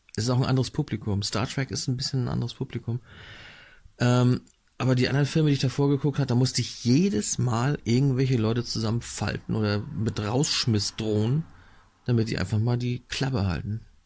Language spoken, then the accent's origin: German; Northern Germany, Germany; Ich bin hier im Norden aufgewachsen